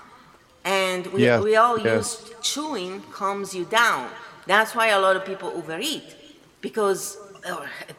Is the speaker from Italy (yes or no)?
yes; Italy; moved away; I am from Italy